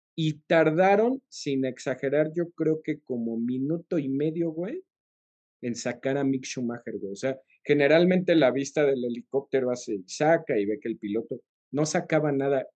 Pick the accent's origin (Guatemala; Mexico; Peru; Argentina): Mexico; somos mexicanos y somos aficionados a Checo